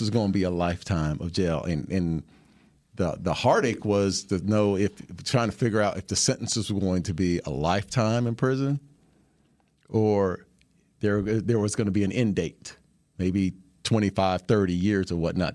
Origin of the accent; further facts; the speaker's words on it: Phoenix, Arizona, United States; I was born, uh, in Phoenix, Arizona, and I was, uh, the youngest of four